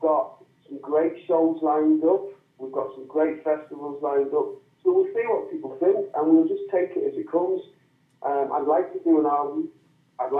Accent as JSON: {"language": "English", "town": "South Shields", "region": "North East England", "country": "United Kingdom", "tie": "born or raised there", "accent": "Geordie", "moved": "as an adult", "lives_now": "Manchester, United Kingdom", "said": "I'm a Geordie"}